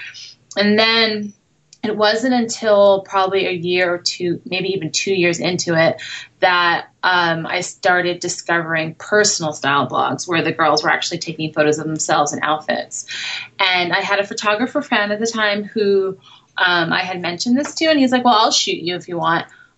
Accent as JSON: {"language": "English", "town": "New York City", "region": "New York", "country": "United States", "tie": "born or raised there", "also_born_or_lived": "Brooklyn / Manhattan", "moved": "as an adult", "lives_now": "Los Angeles, United States", "said": "I was born and raised in New York, and I now live in Los Angeles"}